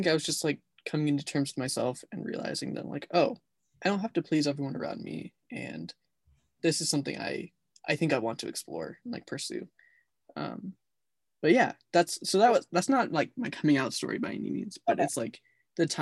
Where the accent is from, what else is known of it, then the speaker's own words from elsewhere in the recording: Lewiston, United States; Lewiston's my hometown that I grew up in and went to high school